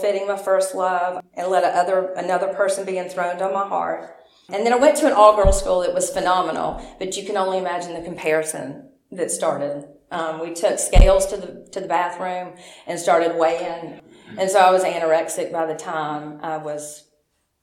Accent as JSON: {"language": "English", "town": "Memphis", "region": "Tennessee", "country": "United States", "tie": "born or raised there", "said": "I was born in Memphis"}